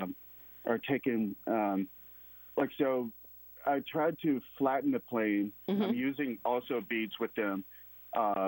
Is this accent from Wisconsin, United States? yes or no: no; Mississippi, United States; moved away; I'm from Mississippi, so the viewers will probably hear the accent